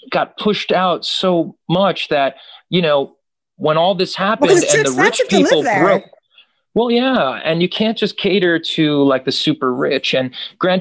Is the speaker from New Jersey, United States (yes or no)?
yes; New Jersey, United States; also born or lived in Brooklyn, New York; I was born in Brooklyn, New York. So we moved to North Jersey when I was quite young, right outside the city